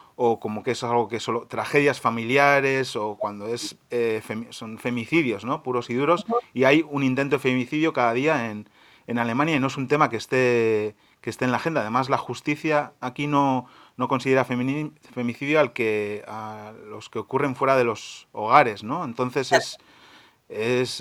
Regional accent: Spain; now in Germany; en nuestros países de origen, en Argentina y en España

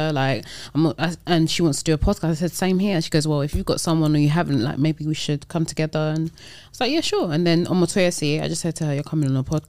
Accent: Nigeria; even though I'm very Nigerian, it's still, their business process is very different.

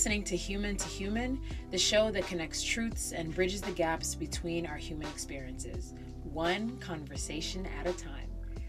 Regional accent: United States; Better for me, I'm a Nigerian American.

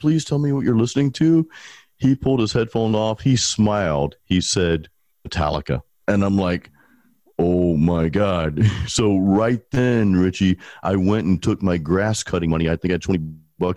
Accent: Pensacola, Florida, United States; now in Tampa, United States; I was actually born and raised in Pensacola

